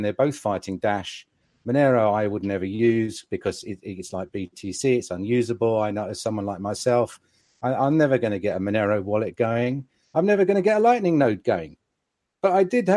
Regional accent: England, United Kingdom; as an English gentleman

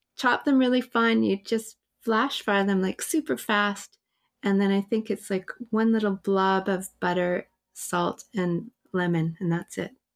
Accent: Winnipeg, Manitoba, Canada; moved away as an adult; I'm from Winnipeg

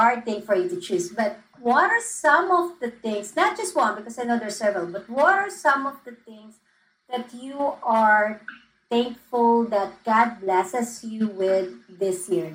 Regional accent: Philippines; I'm from the Philippines

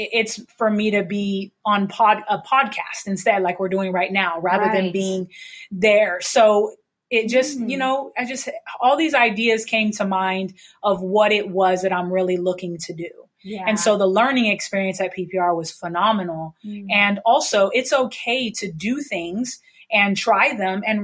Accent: San Diego, California, United States; I've grown up, born and raised in San Diego.

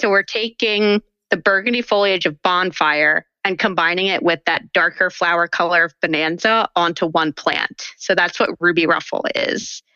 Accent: around the Pine Barrens, New Jersey, United States; I grew up in South Jersey uh, around the Pine Barrens

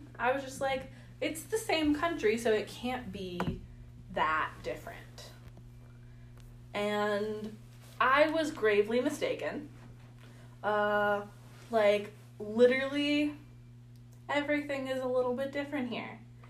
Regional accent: California, United States; I also lived in a very niche area of the country, because I'm from Silicon Valley. So I moved from one very, like, extreme niche area to the complete opposite extreme niche area.

